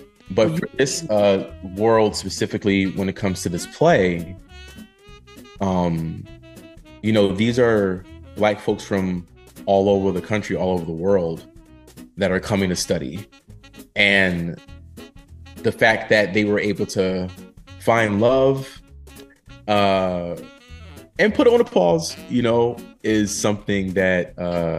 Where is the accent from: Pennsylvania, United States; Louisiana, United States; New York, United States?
Pennsylvania, United States; Philadelphia; I'm from Philly, so there was more financial aid that was available for me going there